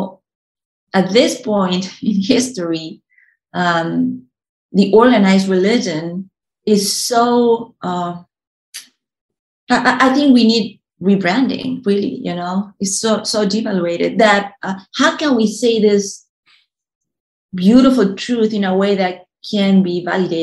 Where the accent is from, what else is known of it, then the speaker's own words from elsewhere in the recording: Uruguay; moved away; when I was a kid in Uruguay, I was born in Uruguay